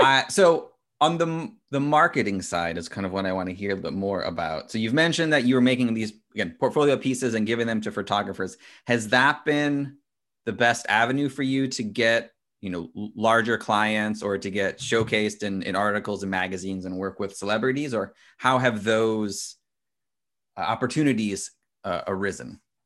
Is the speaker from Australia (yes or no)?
no; United States; as an American